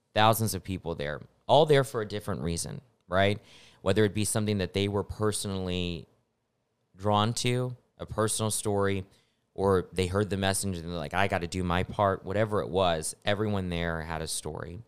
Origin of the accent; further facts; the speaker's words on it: Snyder, Texas, United States; also born or lived in Lubbock, Texas; now in San Antonio, United States; I'm from Snyder, Texas